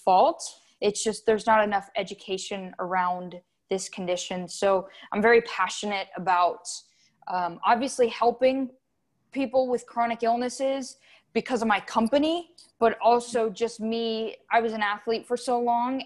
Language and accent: English; South Florida, United States; I'm from South Florida, born and raised